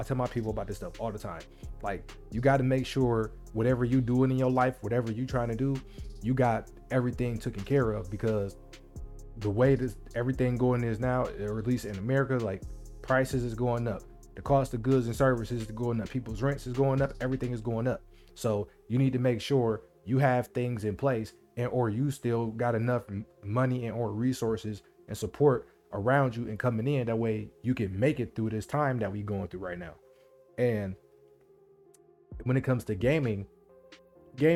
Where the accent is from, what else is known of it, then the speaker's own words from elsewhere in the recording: Midwest, United States; I'm from the Midwest. I live in the Midwest